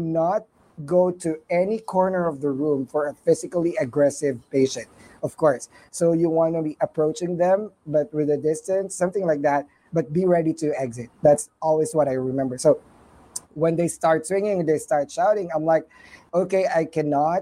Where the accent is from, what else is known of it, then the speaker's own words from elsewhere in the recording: Philippines; English is a second language; moved away; I'm a Filipino